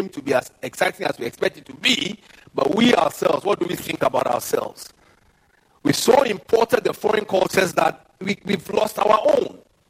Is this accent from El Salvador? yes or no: no; Ghana; I'm not a European. I am a Ghanaian.